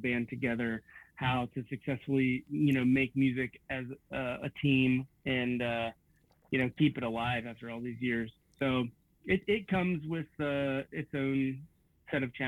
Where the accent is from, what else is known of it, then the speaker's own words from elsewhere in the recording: Bethel, Ohio, United States; my hometown of Bethel, Ohio